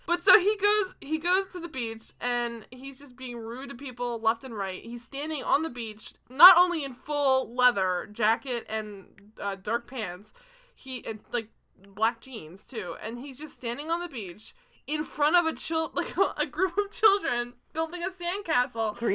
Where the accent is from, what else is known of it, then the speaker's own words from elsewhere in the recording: New Jersey, United States; also born or lived in Maryland; I grew up on Jersey beaches